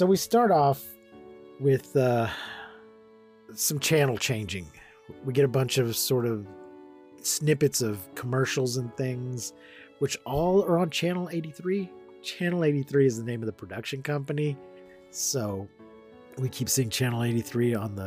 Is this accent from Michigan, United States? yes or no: no; Odessa, Texas, United States; We're both from Odessa, which is right next door to Midland.